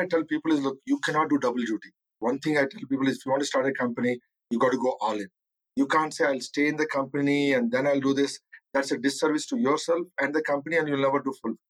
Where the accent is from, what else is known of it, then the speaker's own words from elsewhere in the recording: Kakinada, Andhra Pradesh, India; moved away as an adult; now in United States; I come from a small town in India called Kakinada. So you have to look, growing up in India, it's a humbling experience